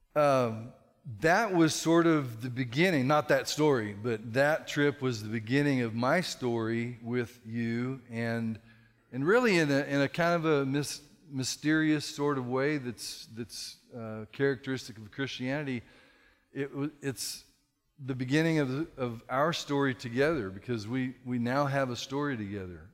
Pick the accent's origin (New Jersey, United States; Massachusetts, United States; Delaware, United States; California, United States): California, United States; moved away as an adult; now in Texas, United States; I'm a Californian in Texas